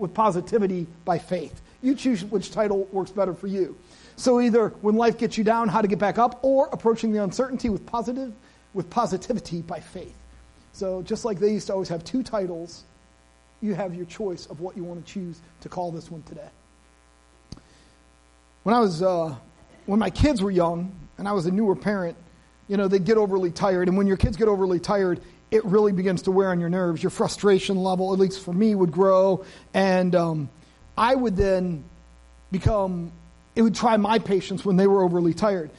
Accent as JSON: {"language": "English", "country": "United States", "said": "I am an American."}